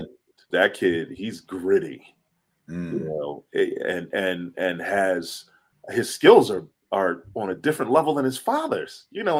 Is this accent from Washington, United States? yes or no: no; Philadelphia, Pennsylvania, United States; I grew up in Philly